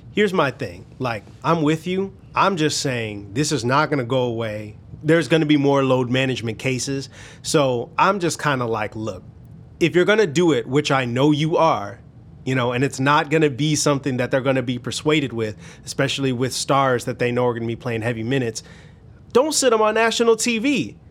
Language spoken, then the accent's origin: English; Chicago, Illinois, United States; I'm from Chicago